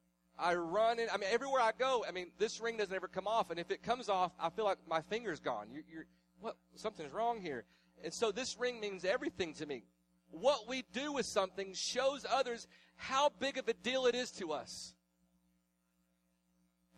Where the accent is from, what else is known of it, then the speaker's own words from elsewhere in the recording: the South, United States; I was raised in the South. This is my hometown. I was raised here